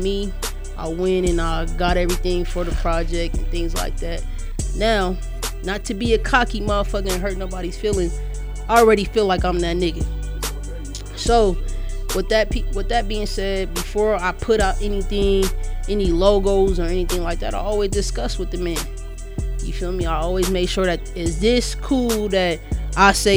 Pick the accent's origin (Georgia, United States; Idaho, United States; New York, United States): New York, United States; now in Denver, United States; I'm from New York